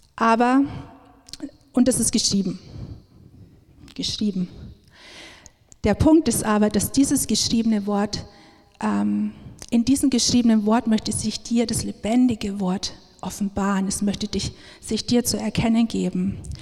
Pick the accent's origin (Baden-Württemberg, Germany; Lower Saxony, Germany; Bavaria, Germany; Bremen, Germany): Bavaria, Germany; Upper Palatinate; now in Augsburg, Germany; wir kommen eigentlich aus der Oberpfalz